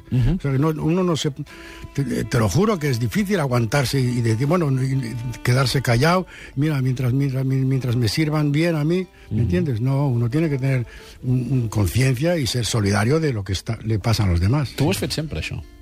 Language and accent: Spanish; Basque Country, Spain; apenas hablaba el castellano, pues ahí todo el mundo hablaba el, euskera, pues yo estoy impregnado de euskera. Yo con mi madre siempre hablaba euskera.